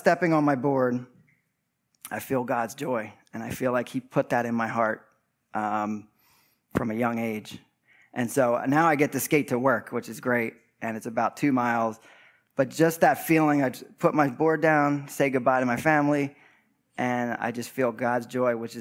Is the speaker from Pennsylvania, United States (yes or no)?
yes; West Chester, Pennsylvania, United States; I grew up in Westchester Borough